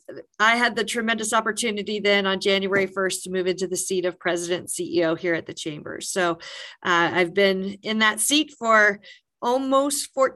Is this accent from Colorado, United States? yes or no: yes; Brush, Colorado, United States; moved away as an adult; also born or lived in Fort Collins, Colorado / Southwest Kansas; I consider Brush, Colorado to be my hometown